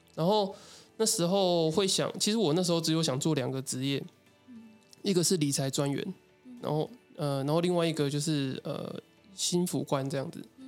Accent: Tainan, Taiwan; 我是台南人

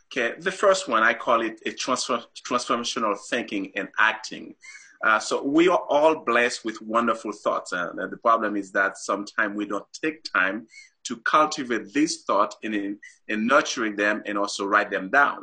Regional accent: Haiti; moved away as an adult; also born or lived in Saint-Marc, Haiti / Port-au-Prince, Haiti; now in Utah, United States; I was born and raised in Haiti

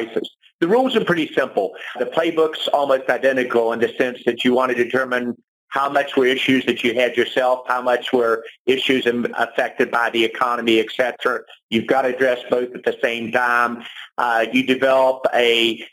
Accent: West Virginia, United States; moved away; my home state of West Virginia

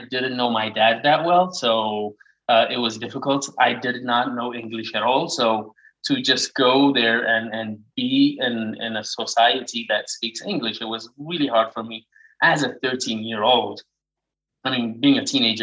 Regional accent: Addis Ababa, Ethiopia; English is a second language; I was born and raised in Addis Ababa, Ethiopia

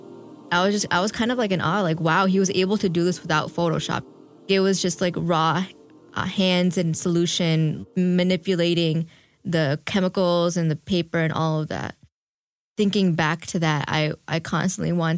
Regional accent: Chicago, Illinois, United States; now in Detroit, United States; I'm from Chicago, but I live in Detroit now.

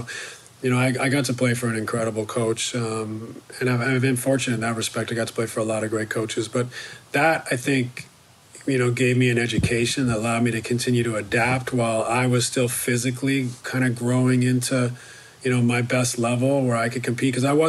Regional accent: Canada; I went to, where I grew up in Canada, junior high was grades 8, 9, 10.

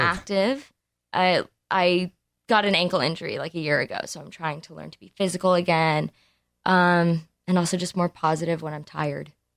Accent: Los Angeles, California, United States; We were born and raised here

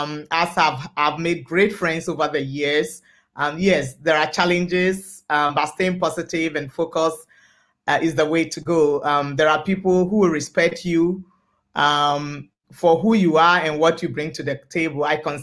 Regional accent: Ghana; also born or lived in Lomé, Togo; now in Winnipeg, Canada; I'm originally from Ghana, but I was born in Lomé, Togo.

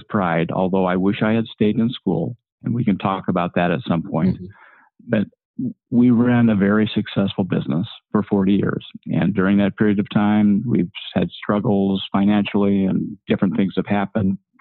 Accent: Ogden, Utah, United States; I was born in 1949 in Ogden, Utah.

